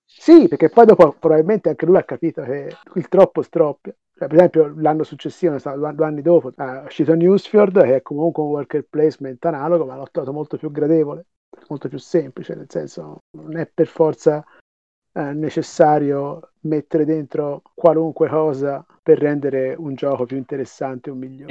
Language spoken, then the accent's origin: Italian; Tuscany, Italy; accent: Tuscan; sentirà dall'accento, sono toscano